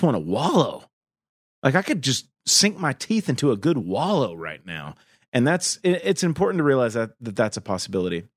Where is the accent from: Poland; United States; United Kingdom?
United States; the Southern United States; I grew up in the South in the eighties and the nineties, and the Southern United States, I should say.